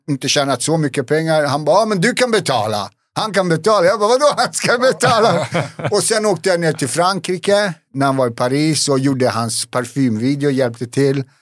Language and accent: Swedish; Bosnia & Herzegovina; also born or lived in Serbia; now in Sweden; Vi är båda från Bosnien.